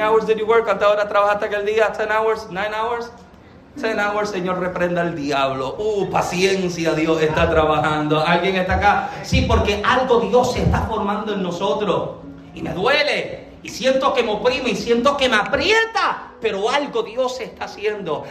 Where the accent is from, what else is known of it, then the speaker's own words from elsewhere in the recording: Puerto Rico; moved away as an adult; yo soy boricua